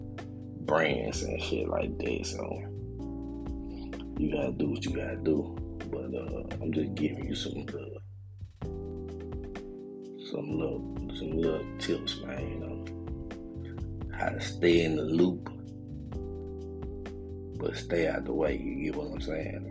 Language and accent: English; Memphis, Tennessee, United States; now in Atlanta, United States; where I'm from Memphis.